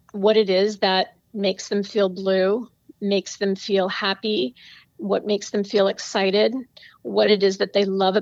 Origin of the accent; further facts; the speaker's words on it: East Hampton, New York, United States; I was really fortunate to grow up in East Hampton, Long Island